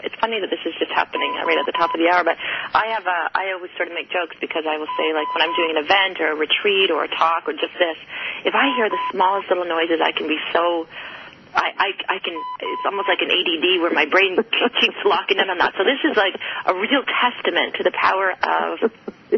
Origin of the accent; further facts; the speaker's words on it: Canada; I'm Canadian